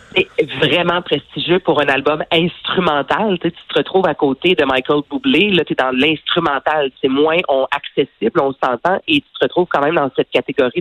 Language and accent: French; Varennes, Quebec, Canada; je viens de Varennes